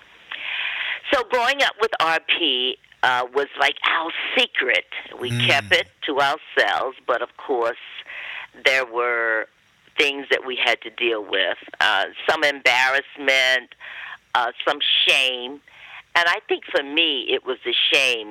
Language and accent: English; western North Carolina, United States; I grew up on a plantation located in the western part of North Carolina